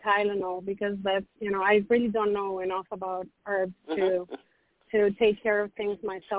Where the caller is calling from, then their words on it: Miami Beach, Florida, United States; I'm calling from Miami Beach.